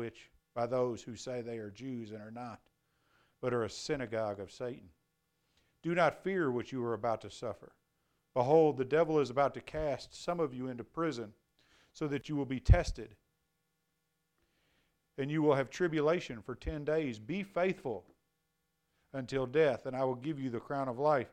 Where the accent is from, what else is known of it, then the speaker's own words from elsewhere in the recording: United States; I'm a Christian before I'm an American.